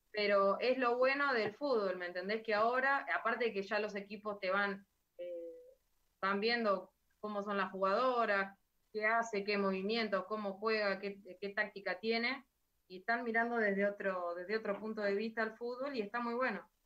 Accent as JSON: {"language": "Spanish", "town": "Mechita", "region": "Buenos Aires Province", "country": "Argentina", "tie": "born or raised there", "also_born_or_lived": "Lincoln", "moved": "as an adult", "lives_now": "Buenos Aires, Argentina", "said": "En Mechita, donde mi pueblo"}